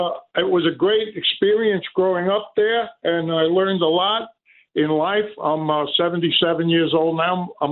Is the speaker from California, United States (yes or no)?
no; New York City, New York, United States; I'm from Brooklyn, Bob.